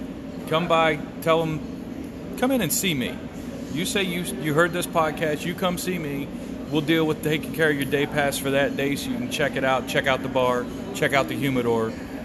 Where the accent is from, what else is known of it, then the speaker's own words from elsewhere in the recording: Eastern Shore, Maryland, United States; moved away as an adult; I'm a Maryland boy originally, Eastern Shore, born and raised. Lived all over the country after I was in the Navy. Got out, ended up right back home.